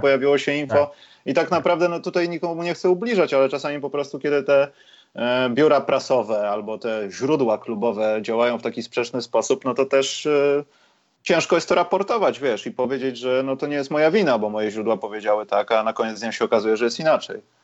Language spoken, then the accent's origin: Polish; Poland; jesteśmy z Polski